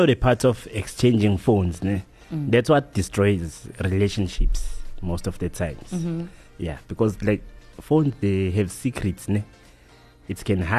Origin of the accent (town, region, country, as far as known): KwaZulu-Natal, South Africa